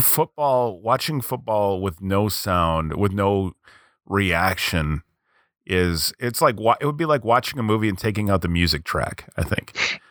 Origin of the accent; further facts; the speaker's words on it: United States; I'm American.